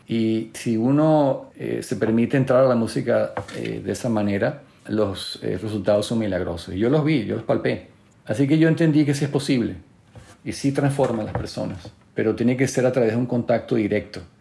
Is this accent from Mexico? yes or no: no; Venezuela; siendo venezolano